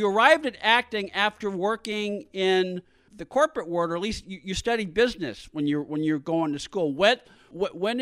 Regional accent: San Francisco, California, United States; I grew up in San Francisco

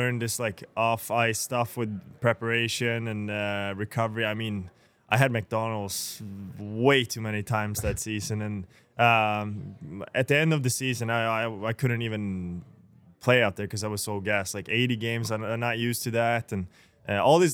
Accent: Sweden; now in Buffalo, United States

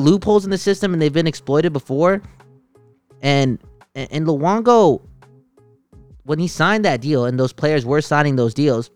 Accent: Vancouver, British Columbia, Canada; I'm from the West Coast and this is the city that I'm from

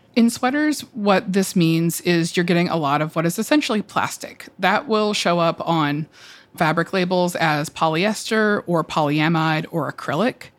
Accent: Atlanta, Georgia, United States; moved away as an adult; now in New York, United States; I'm from the South. I'm from Atlanta

